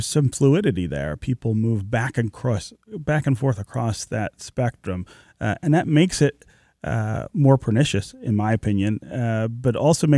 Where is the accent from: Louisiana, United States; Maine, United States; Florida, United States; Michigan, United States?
Michigan, United States; Detroit; born there; a project that I started in the neighborhood where I was born near Livernois and Grand River in the home that my family lived in when I was born.